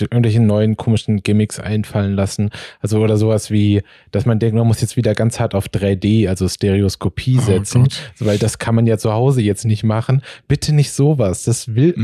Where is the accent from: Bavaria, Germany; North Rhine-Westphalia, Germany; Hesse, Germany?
Hesse, Germany; Marburg; now in Berlin, Germany; ich komme halt aus Marburg äh, in Hessen